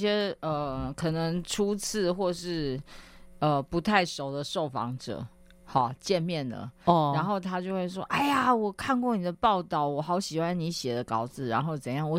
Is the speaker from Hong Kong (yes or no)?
no; Taiwan; 然后我就跟他们用英文交谈了，没没有没有丢我们台湾人的脸啊